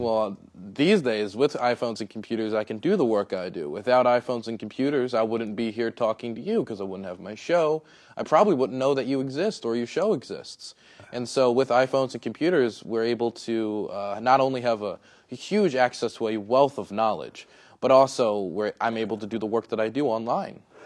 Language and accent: English; Prince George's County, Maryland, United States; I grew up in Prince George's County, Maryland